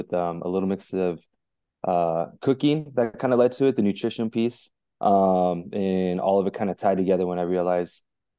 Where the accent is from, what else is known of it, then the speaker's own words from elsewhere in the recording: California, United States; So I'm the middle of five kids. I grew up in Orange County, California.